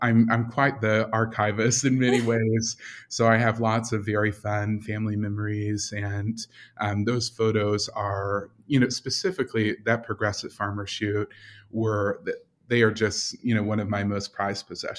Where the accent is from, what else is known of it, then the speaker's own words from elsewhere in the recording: Russell County, Kentucky, United States; now in Louisville, United States; am a ninth generation Kentuckian, and I split my time between my home in Louisville and my home in my hometown, which is Russell County. And that's a very small rural lake community near the Tennessee border of Kentucky.